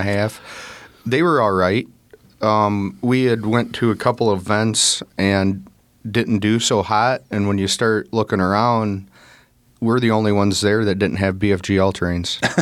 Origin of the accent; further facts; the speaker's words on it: North Central Illinois, United States; we're from North Central Illinois